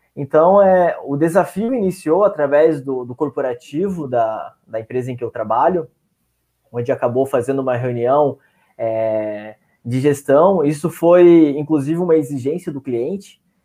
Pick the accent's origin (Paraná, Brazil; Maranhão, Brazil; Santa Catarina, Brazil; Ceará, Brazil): Santa Catarina, Brazil; São Francisco do Sul; now in Joinville, Brazil; sou natural de São Francisco do Sul, hoje resido em Joinville, Santa Catarina